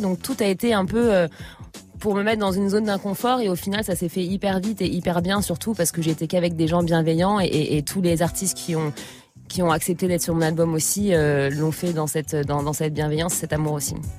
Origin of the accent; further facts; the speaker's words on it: Trappes, Île-de-France, France; now in Paris, France; j'ai, grandi dans les Yvelines à Trappe. Enfin, je suis, née à trappe et j'ai grandi un peu, un peu partout euh, dans les Yvelines. Et je suis parisienne depuis mes 18 ans.